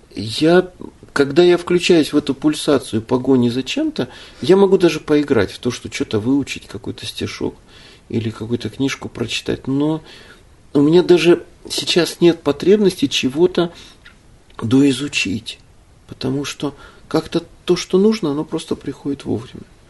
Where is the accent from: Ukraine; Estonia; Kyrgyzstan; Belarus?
Ukraine; now in Russia; я родился на Украине, живу в России с 92 года